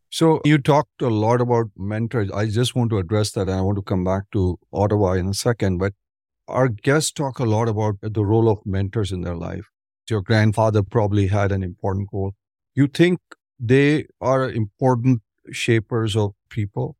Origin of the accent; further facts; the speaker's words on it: Ahmedabad, Gujarat, India; moved away; I'm originally from Ahmedabad, Punj.